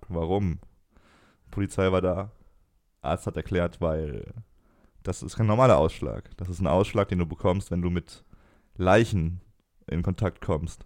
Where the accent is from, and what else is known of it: Germany